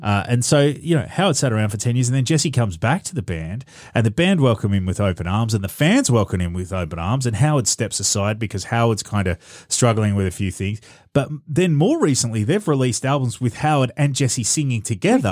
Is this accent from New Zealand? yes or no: no; Australia; as an Australian